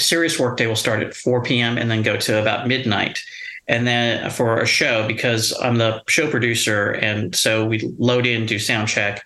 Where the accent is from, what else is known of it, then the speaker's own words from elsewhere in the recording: Los Angeles, California, United States; growing up in Los Angeles and being born in Los Angeles